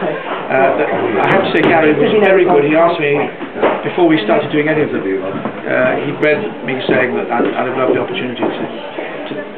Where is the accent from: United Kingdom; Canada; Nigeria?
United Kingdom; Manchester, North West England; I come from Manchester, like him